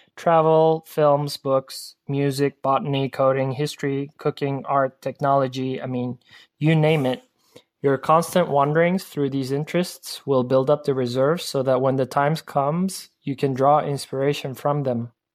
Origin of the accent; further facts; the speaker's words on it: Istanbul, Turkey; I'm an architect from Istanbul, Turkey